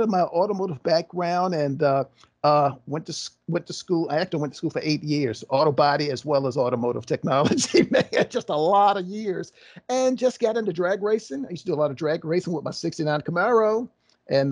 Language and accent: English; Virginia Beach, Virginia, United States; I'm from Virginia, southeastern Virginia, the Virginia Beach area